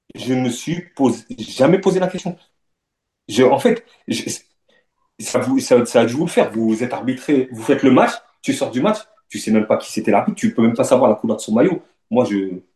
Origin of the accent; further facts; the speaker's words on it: Le Havre, Normandy, France; moved away as an adult; j'ai grandi au Havre, dans un quartier du Havre